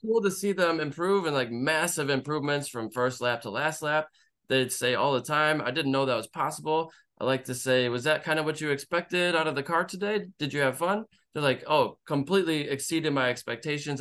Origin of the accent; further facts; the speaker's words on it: Michigan, United States; moved away as an adult; now in Las Vegas, United States; I lived in Michigan for thirty years